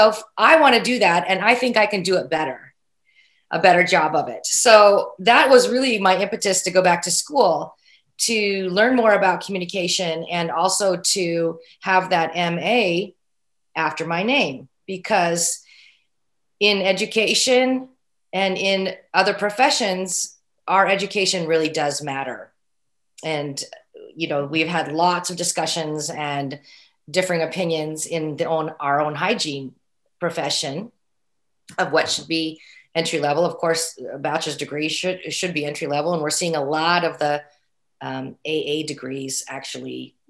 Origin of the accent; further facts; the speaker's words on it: Oregon, United States; my home state of Oregon